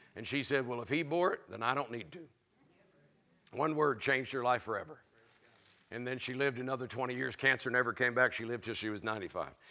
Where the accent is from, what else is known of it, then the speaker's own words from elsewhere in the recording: Florida, United States; I was raised in Florida